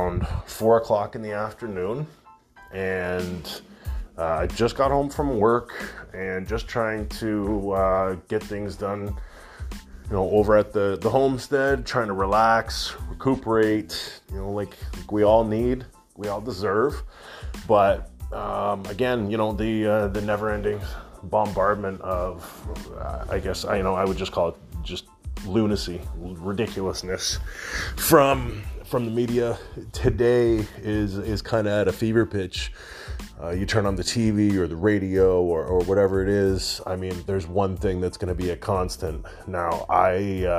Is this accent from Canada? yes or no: yes; Canada; being a Canadian boy, up here in Canada